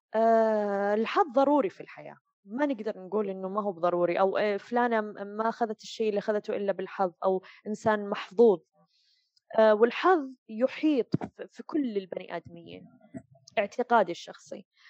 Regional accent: Saudi Arabia; moved away as an adult; now in Dubai, United Arab Emirates; أتكلم كسعوديين

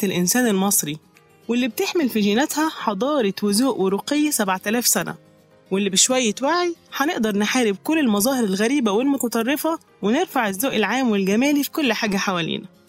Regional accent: Egypt; إننا كمصريين

